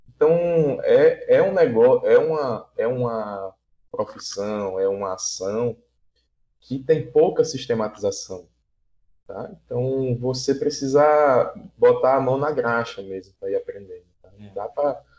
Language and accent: Portuguese; Aracaju, Sergipe, Brazil; sou de, de Aracaju, Sergipe, aqui do Nordeste